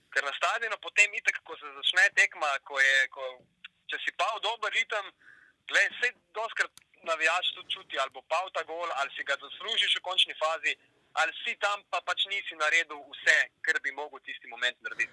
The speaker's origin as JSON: {"language": "Slovenian", "region": "Primorska", "country": "Slovenia", "said": "prihajam iz Primorske, delal na različnih medijih tukaj na obali"}